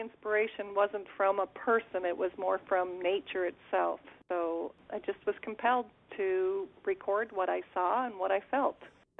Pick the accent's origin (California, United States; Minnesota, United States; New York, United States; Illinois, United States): Minnesota, United States; Moorhead; now in Crookston, United States; I am originally from Moorhead, Cragness, outside of Moorhead.